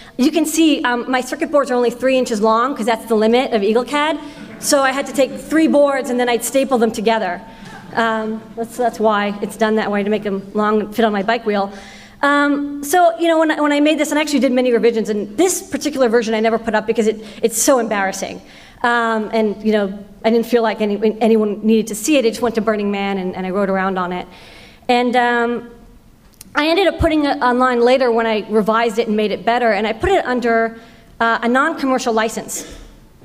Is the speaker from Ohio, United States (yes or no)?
no; Boston, Massachusetts, United States; I grew up in Boston